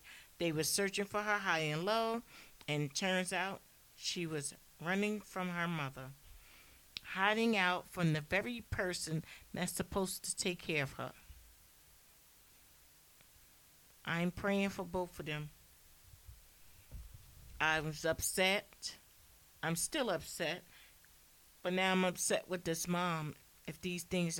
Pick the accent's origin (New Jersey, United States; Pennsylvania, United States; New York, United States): New Jersey, United States; I'm from Jersey